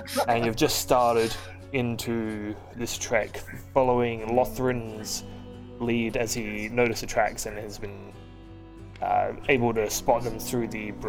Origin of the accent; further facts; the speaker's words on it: Australia; Now you can all say cunt. Because we are Australian and we are playing Dungeons and Dragons.